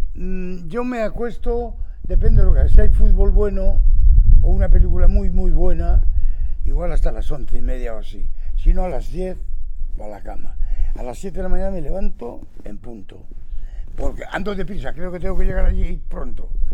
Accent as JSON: {"language": "Spanish", "town": "Astorga", "region": "Castile and León", "country": "Spain", "said": "yo soy de Astorga"}